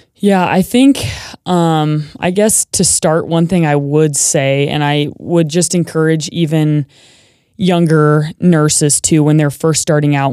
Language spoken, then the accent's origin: English; Manhattan, Montana, United States; now in Boise, United States; I am from a small town in Montana. So it's Manhattan, Montana, and it's just outside of Bozeman